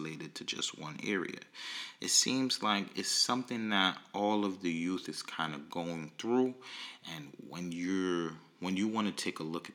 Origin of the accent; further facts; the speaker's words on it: New York City, New York, United States; I'm from Brooklyn